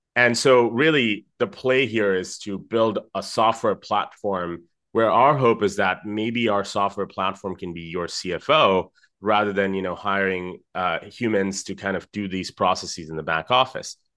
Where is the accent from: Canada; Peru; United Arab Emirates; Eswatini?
United Arab Emirates; Dubai; I, um, am Indian originally. I grew up in Dubai